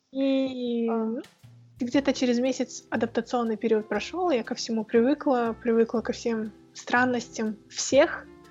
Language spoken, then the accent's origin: Russian; Kazakhstan; also born or lived in Moscow; у нас в Казахстане